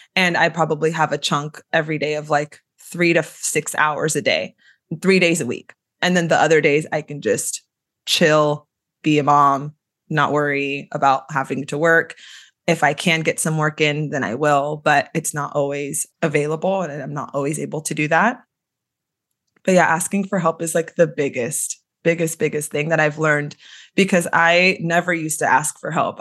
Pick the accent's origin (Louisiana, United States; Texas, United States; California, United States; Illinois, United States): California, United States; Sacramento; I'm from the Sacramento area in California. Grew up here, was raised here